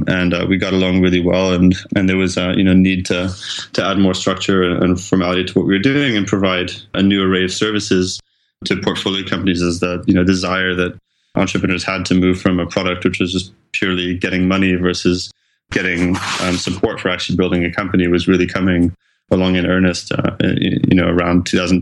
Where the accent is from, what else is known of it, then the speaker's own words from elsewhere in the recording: France; also born or lived in Geneva, Switzerland; I'm originally from France, but I went to school in Geneva in Switzerland and I studied in English, took a bunch of courses in French as well, where I'm also fluent